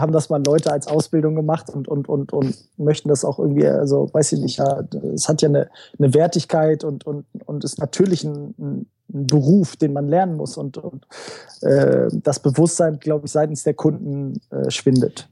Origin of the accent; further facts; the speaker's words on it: Göttingen, Lower Saxony, Germany; moved away as an adult; now in Hamburg, Germany; Ich komme äh, ursprünglich aus Göttingen